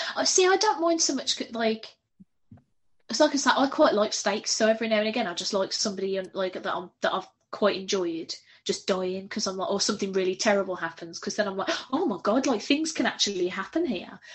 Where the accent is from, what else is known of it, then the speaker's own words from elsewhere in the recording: United Kingdom; I'm very British